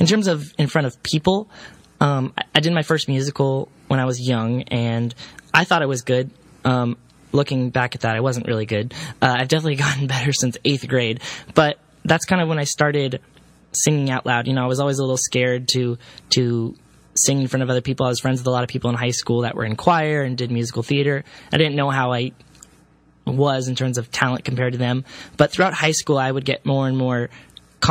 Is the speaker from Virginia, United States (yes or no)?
no; Castro Valley, California, United States; I grew up in the Bay Area in a very, very, very small town slash city called Castro Valley.